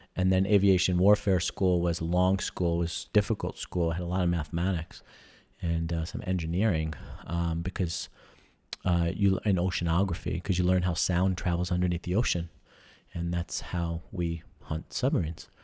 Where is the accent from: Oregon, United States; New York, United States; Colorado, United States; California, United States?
New York, United States; moved away; I was from New York